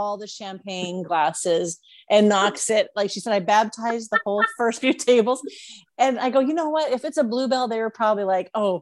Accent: Washington, United States; I'm one state up. I'm Washington from the United States.

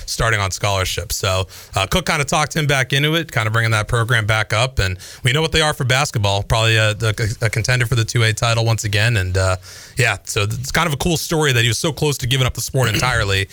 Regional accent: Boston area, Massachusetts, United States; moved away; Boston area

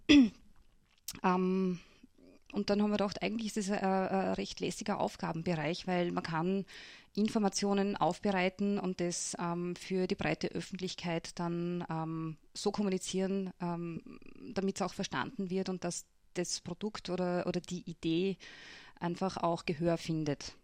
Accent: Lutzmannsburg, Burgenland, Austria; ich bin ja aufgewachsen in Lutzmannsburg auf einem Bauernhof

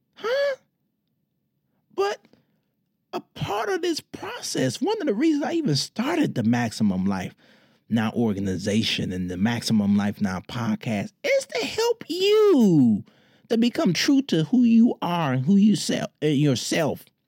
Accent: Detroit, Michigan, United States; in my hometown, Detroit

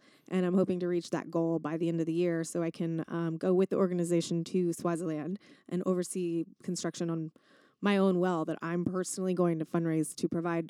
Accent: Texas, United States; growing up in Texas

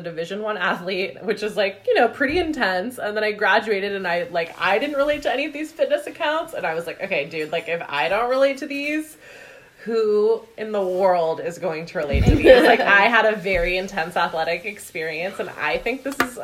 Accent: Vashon, Washington, United States; I grew up on Vashon Island in Washington

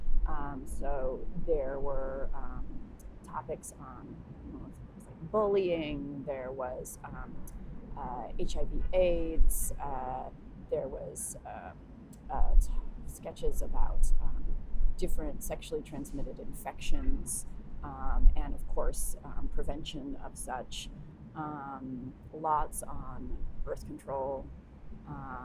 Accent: San Diego, California, United States; I grew up in San Diego.

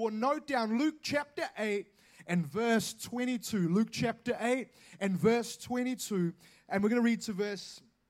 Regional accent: Auckland, New Zealand; I am from Auckland

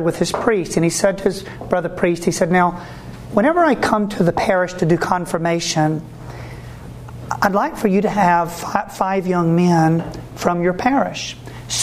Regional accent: Savannah, Georgia, United States; also born or lived in Louisiana; I was born there, and we moved back to the farm in Savannah, Georgia, or in the countryside of Savannah, Georgia

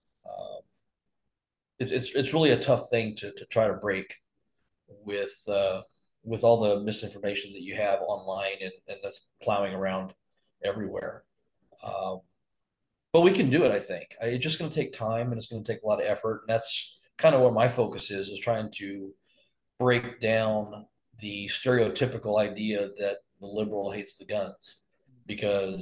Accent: Texas, United States; now in Arizona, United States; I grew up in Texas

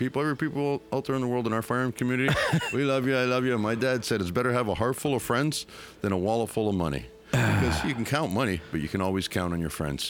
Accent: Canada; Canadian, we got maple syrup in our blood so we don't freeze

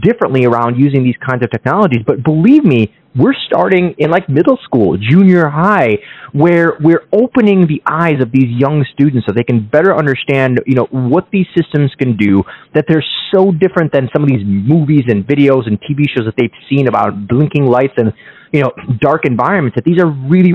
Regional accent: Kyiv, Ukraine; now in United States; I was born in Kiev, Ukraine, and we came to the States in the early 90s

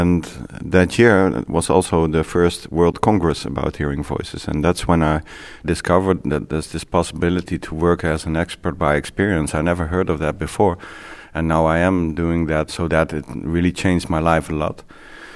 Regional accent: Netherlands; I'm from the Netherlands.

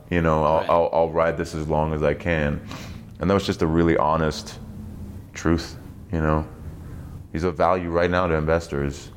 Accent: East Germany, Germany; moved away; I was raised in East Germany

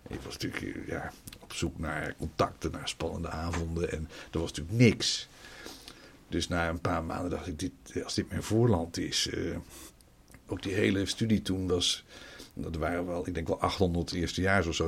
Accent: Nijmegen, Gelderland, Netherlands; moved away as an adult; also born or lived in Utrecht / Almelo / Leiden / Wageningen; ik kwam natuurlijk uit Nijmegen daar ben ik eh, verder opgegroeid. Dus Almelo een stukje en verder van mijn vijfde tot mijn achttiende heb ik in Nijmegen gewoond

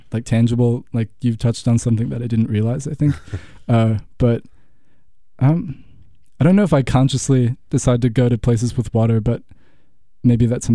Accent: Franklin, Wisconsin, United States; also born or lived in Oregon; I grew up in Franklin, which is half an hour from Milwaukee

